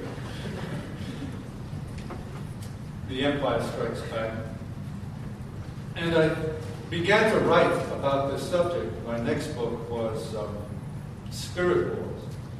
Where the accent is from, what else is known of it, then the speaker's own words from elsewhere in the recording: Liverpool, North West England, United Kingdom; moved away; also born or lived in France; In 1964, I came from Liverpool. And then I went and taught in the south of France, in godless, secular France